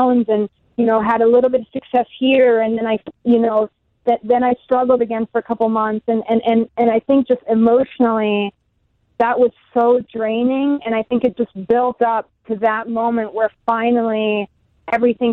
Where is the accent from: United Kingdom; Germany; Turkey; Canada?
Germany; moved away; also born or lived in United States; I'm German, or I grew up in Germany, but I spent a lot of time in the States